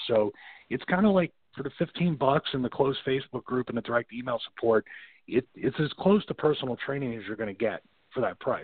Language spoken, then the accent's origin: English; Philadelphia, Pennsylvania, United States; I was raised Roman Catholic in South Philadelphia, then in another neighborhood in Philadelphia